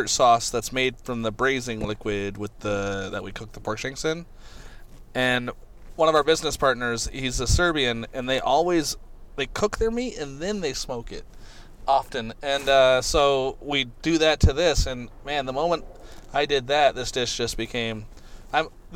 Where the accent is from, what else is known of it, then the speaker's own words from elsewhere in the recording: Columbia, Missouri, United States; moved away as an adult; also born or lived in Vermont / Milwaukee; now in Chicago, United States; Grew up in Columbia, Missouri, Central Missouri